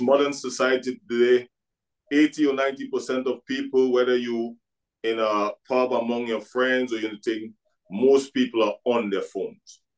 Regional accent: Trinidad & Tobago; now in Scotland; I came from Trinidad and Tobago.

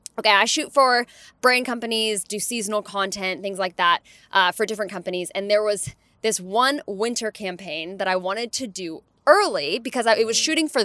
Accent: Canada

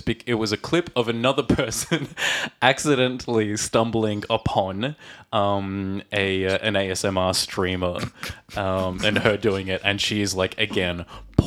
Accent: Australia; now in Czech Republic; from Australia

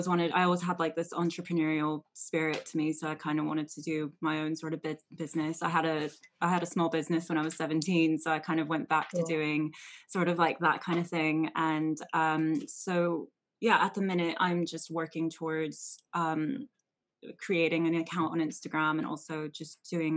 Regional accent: Anaheim, California, United States; So I grew up in Anaheim, so that's in California. I'm originally from California

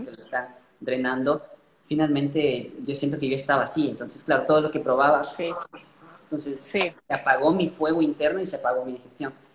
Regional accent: Ecuador; nací en Ecuador y bueno, me, gradué en la Universidad Central de Medicina

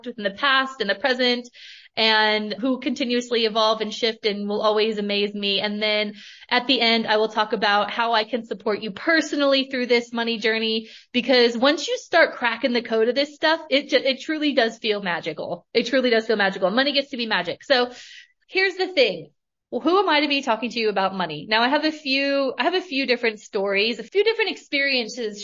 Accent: Northern California, United States; now in Australia; I grew up in Northern California. I currently live in Australia, but I grew up in Northern California, small town girl

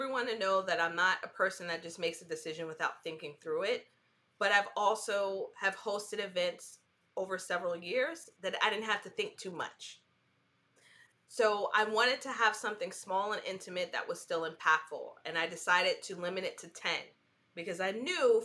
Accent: New York City, New York, United States; now in North Carolina, United States; New York City, which is my hometown

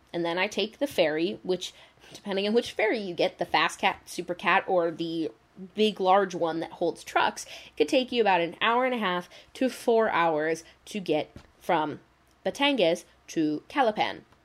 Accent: United States; I love being an American

